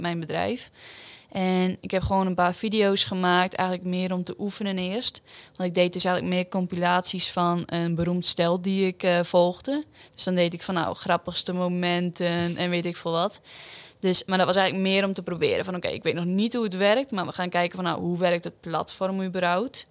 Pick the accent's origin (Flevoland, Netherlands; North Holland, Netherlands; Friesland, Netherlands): Flevoland, Netherlands; Urk; 22 jaar, kom uit Urk.